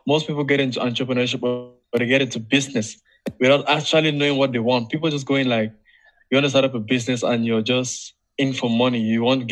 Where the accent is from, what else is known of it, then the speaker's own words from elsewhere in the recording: Cameroon; I'm from Africa